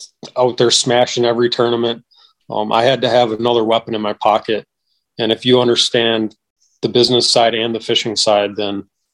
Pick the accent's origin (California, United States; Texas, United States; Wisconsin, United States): Wisconsin, United States; I'm from Wisconsin